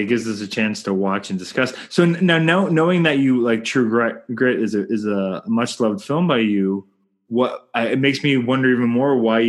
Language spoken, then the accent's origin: English; Canada; I'm Canadian filmmaker